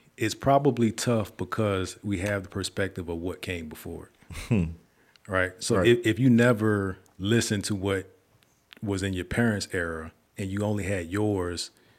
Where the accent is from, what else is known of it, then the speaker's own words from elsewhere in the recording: Virginia, United States; I'm from Virginia.